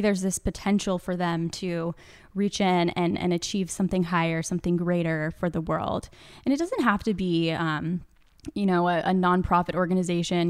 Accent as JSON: {"language": "English", "town": "Kansas City", "region": "Missouri", "country": "United States", "tie": "born or raised there", "said": "I grew up in Kansas City"}